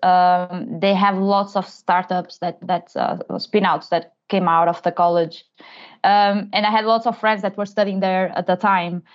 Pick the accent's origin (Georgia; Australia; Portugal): Portugal; moved away as an adult; also born or lived in London, United Kingdom; I'm originally from Portugal